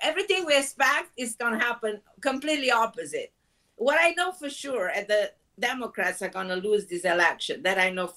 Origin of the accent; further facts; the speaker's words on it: Romania; also born or lived in Israel; now in New York, United States; I was born in Romania